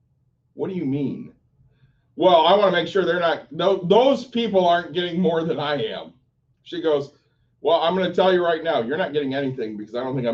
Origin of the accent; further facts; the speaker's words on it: Chicago, Illinois, United States; Where my mother lived when I was born in Chicago.